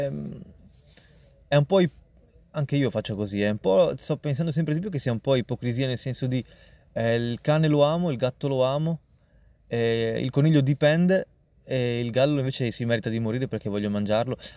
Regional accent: India; non mangio carne rossa, eh, ma non per una questione di sono indiano, eccetera.

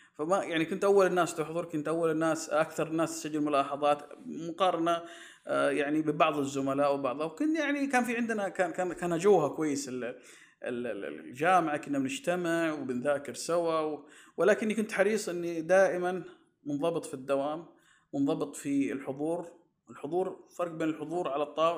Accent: Saudi Arabia; عندنا في السعودية

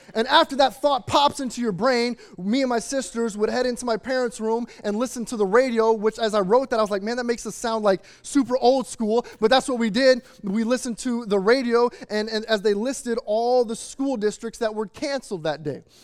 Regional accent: Chicago, Illinois, United States; moved away; growing up in the Midwest outside of the Chicagoland or in the Chicagoland area

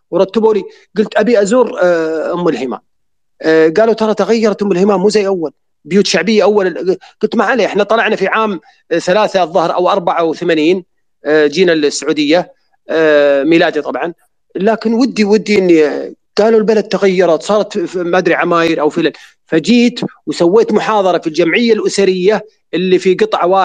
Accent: Saudi Arabia; وكأن الشرخ موجود فينا احنا كلنا كسعوديين

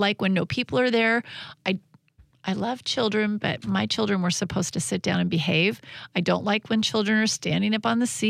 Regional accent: Olympia, Washington, United States; Brewery means beer to me because I grew up in Olympia area.

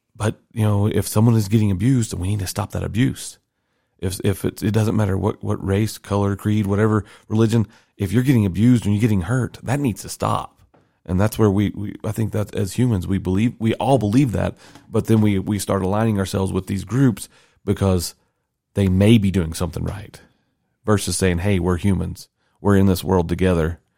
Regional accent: the South, United States; moved away; I'm born and raised there

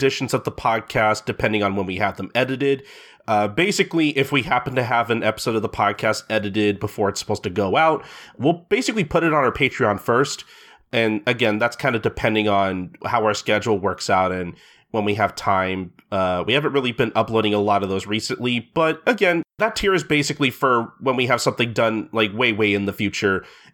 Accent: St. Louis, Missouri, United States; my hometown of St. Louis, Missouri

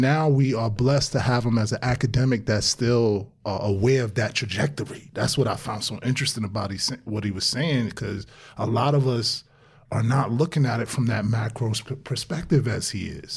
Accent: New York City, New York, United States; growing up in Brownsville

